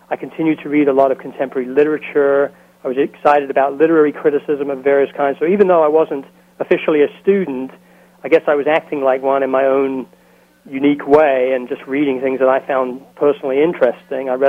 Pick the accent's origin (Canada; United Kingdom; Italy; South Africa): United Kingdom; England; now in United States; So the fact that I'm English, uh, I think, has allowed me to have a certain amount of special treatment.